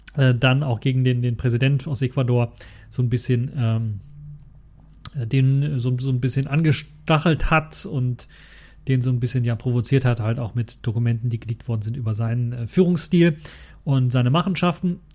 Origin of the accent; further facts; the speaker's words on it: Germany; als Deutscher